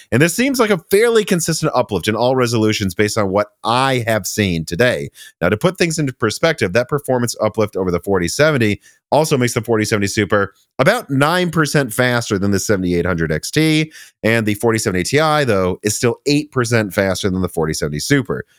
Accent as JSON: {"language": "English", "region": "Minnesota", "country": "United States", "moved": "yes", "lives_now": "Nashville, United States", "said": "I'm from Minnesota"}